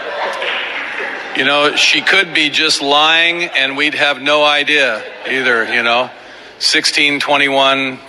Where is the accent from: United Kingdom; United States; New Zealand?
United States; Southern California; We're from Southern California